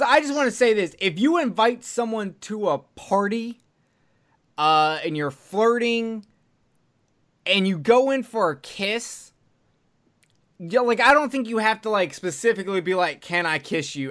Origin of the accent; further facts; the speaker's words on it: Alabama, United States; I'm from Alabama